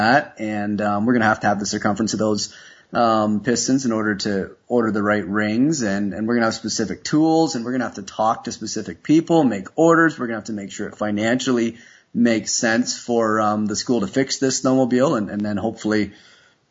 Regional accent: Canada; I'm a Canadian

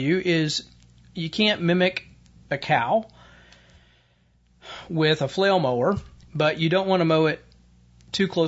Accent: Indiana, United States; my home state of Indiana

